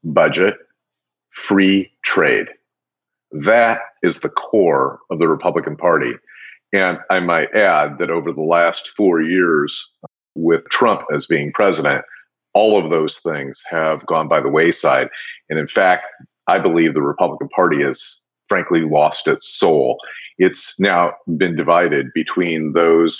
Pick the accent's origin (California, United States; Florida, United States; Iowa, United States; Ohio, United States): Iowa, United States; Des Moines; moved away; I grew up in Des Moines, Iowa